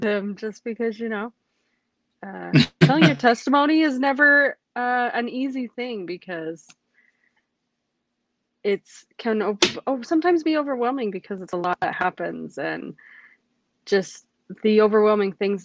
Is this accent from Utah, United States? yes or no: yes; Logan, Utah, United States; moved away as an adult; also born or lived in Las Vegas; now in California, United States; I moved to Logan, and where I went through high school and middle school, and I did my teenage years